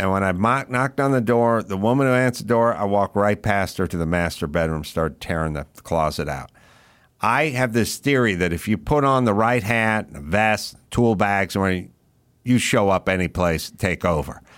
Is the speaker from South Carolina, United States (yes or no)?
no; Los Angeles, California, United States; I grew up in California and I grew up with these same people